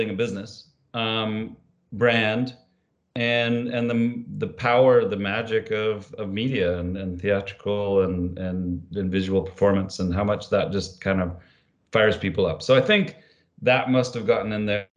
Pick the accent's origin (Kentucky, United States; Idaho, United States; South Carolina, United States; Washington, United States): Idaho, United States; moved away as an adult; I grew up in Idaho in the Rockies of the United States, on a farm.